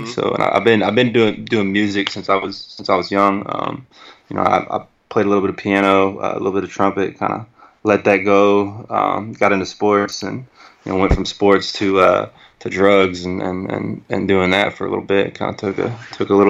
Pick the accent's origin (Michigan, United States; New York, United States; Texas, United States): Texas, United States; Bryan; I'm originally from Bryan, Texas